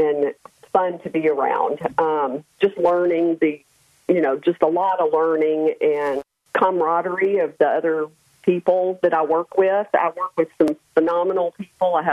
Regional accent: Memphis, Tennessee, United States; moved away as an adult; I grew up in Memphis, Tennessee

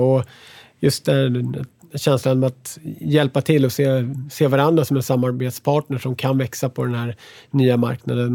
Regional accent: Sweden; moved away as an adult; now in United States; som svensk

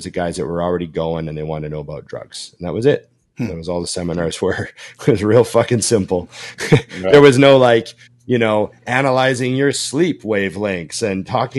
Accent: Boston, Massachusetts, United States; You can't come to Gold's Venice and do this, not where I'm from. You know, I'm from Boston. You do this, you get knocked out in the gym.

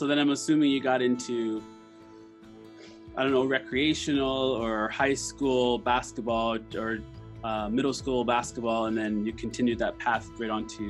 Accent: Canada; moved away as an adult; now in Singapore; I was born in, I was born in Canada.

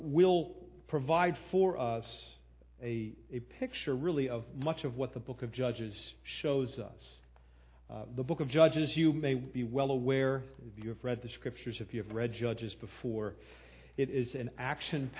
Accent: Philadelphia, Pennsylvania, United States; moved away as an adult; now in Millersville, United States; came from Philadelphia area to land here. So I'm not a native, and apparently you'll never be a native, even if you've lived here for 50 years, you know. So I'm used to the fact that I'm an outsider. I'm a Philadelphian, if you can't pick that up in my accent

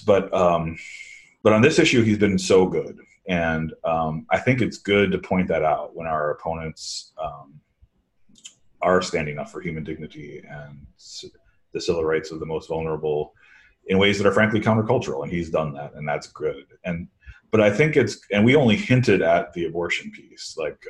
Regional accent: Midwest, United States; now in East Coast, United States; I grew up in the Midwest

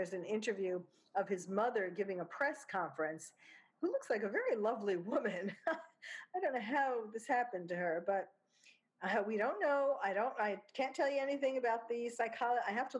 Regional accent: New York, United States; accent: New York; also born or lived in Belgium / France; that may have tamed my New York accent some, but it didn't make me speak English with a French accent

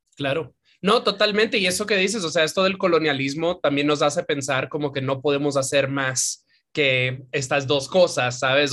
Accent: Santiago de los Caballeros, Santiago, Dominican Republic; yo criándome en Dominicana, yo me crié en Santiago

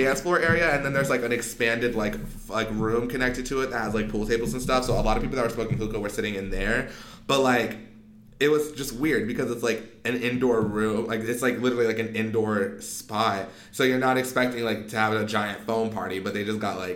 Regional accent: Arizona, United States; born or raised there; also born or lived in Pasadena, California / Monrovia, California / Rosemead, California / Pomona, California

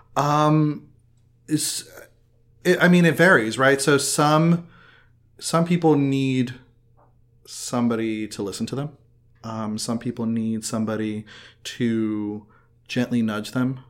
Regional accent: Miami, Florida, United States; growing up in Miami, Miami is a hotbed of culture

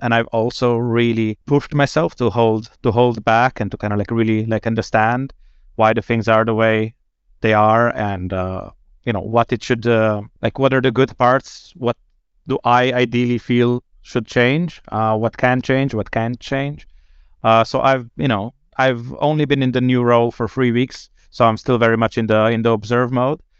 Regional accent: Slovenia; moved away as an adult; now in Sweden; I'm originally from Slovenia, but I've been, um, in Sweden since

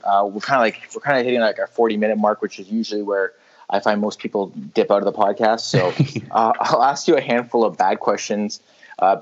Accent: Canada; in Canada, we have a lot of English influence. The Queen's on our money, you know. The Ontario flag has a Union Jack on it

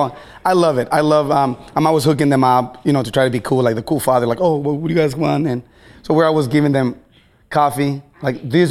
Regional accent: Baja California, Mexico; now in Seattle, United States; I'm from Baja California, Mexico. So I am a foreigner

